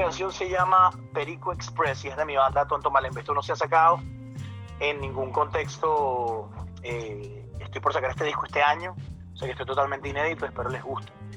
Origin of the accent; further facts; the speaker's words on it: Venezuela; now in London, United Kingdom; cuando estaba creciendo en Venezuela